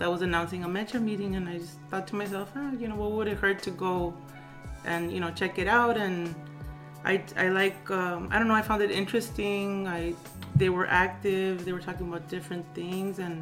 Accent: Los Angeles, California, United States; I was born in Los Angeles, and I grew up in the Westlake District, MacArthur Park area in the 1980s, into the mid-1990s

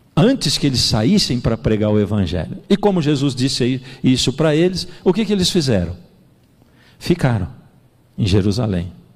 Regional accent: Brazil; Eu que sou brasileiro

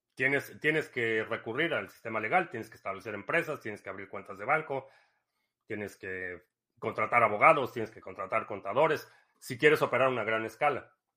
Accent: Mexico; moved away; crecí en México

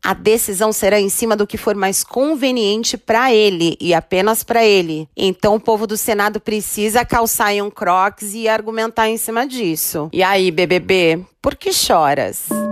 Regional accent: Brazil; somos brasileiros

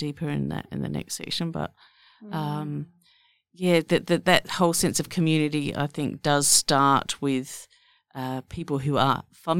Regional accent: Australia; we're Australian

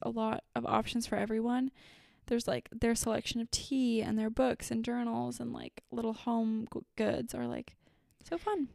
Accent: Fargo, North Dakota, United States; my hometown

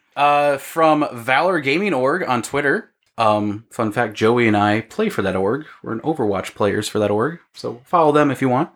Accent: Illinois, United States; now in Iowa, United States; Ben and I grew up in Illinois

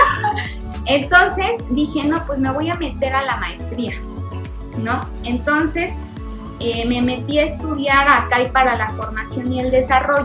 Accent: Cuautla, Morelos, Mexico; yo soy de Cuautla, somos paisanos, y su hijo y yo estudiamos juntos en la Colón, en Cuautla

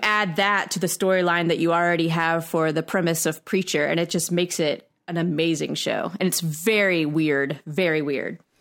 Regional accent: United States; We're from United States

